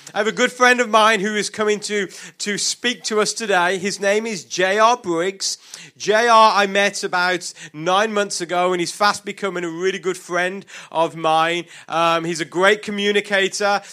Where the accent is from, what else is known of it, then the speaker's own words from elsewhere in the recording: United Kingdom; accent: British; it's my British accent